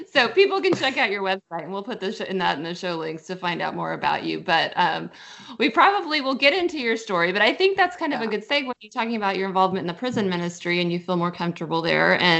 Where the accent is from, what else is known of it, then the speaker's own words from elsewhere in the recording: Kansas City, Missouri, United States; now in Owasso, United States; I Owasso, Oklahoma, but I'm from Kansas City